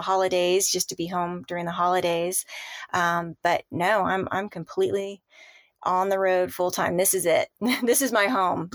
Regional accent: Southern California, United States; moved away as an adult; also born or lived in San Clemente, California; I born and raised in Southern California

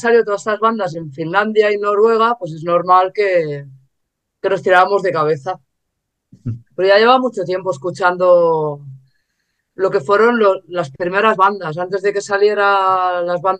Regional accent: England, United Kingdom; now in Spain; yo viajaba mucho a Inglaterra porque soy inglesa.

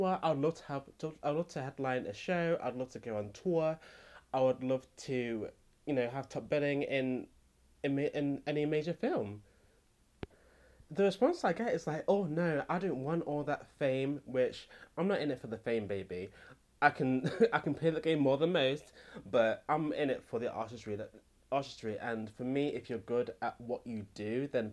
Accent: England, United Kingdom; I come from Britain, the UK, England

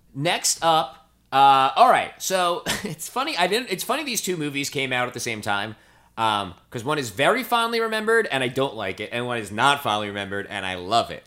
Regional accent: New Jersey, United States; moved away; also born or lived in New York; I'm from New Jersey.

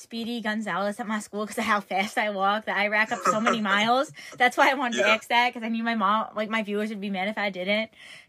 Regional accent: New York, United States; I'm from New York.

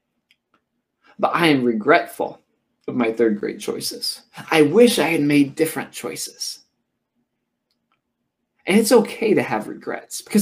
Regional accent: Oskaloosa, Iowa, United States; also born or lived in Tennessee; I moved from Tennessee, where I lived for a few years, and then I moved to Oskaloosa, Iowa

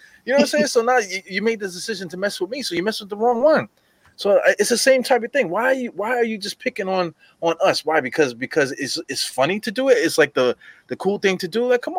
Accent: New York City, New York, United States; I grew up in East New York, Brooklyn, right? So I grew up in a predominantly West Indian neighborhood. So I'm like the only Puerto Rican looking motherfucker in the neighborhood.

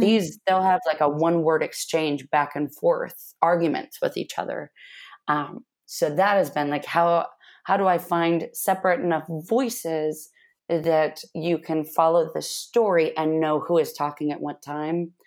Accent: Manson, Washington, United States; I grew up in a tiny town called Manson, Washington, in the middle of, uh, rural Washington state

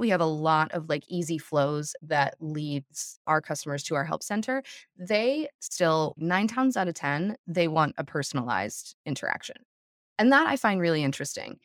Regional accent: south of Denver, Colorado, United States; I grew up in Colorado, south of Denver

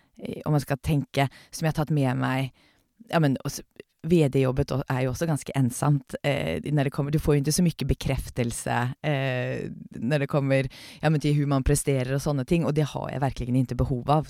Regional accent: Oslo, Norway; now in Sweden; jeg er født och uppväxt i Oslo

